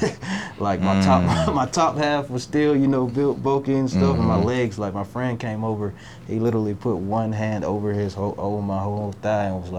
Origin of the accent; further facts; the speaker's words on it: Warner Robins, Georgia, United States; also born or lived in Tennessee; being born and raised in Warner Robins, Georgia